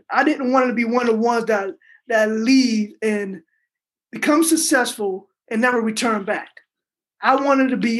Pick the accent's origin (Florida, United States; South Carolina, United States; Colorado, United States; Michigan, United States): South Carolina, United States; Trio; moved away as an adult; Born and raised in Trio, South Carolina, one of those towns that's very small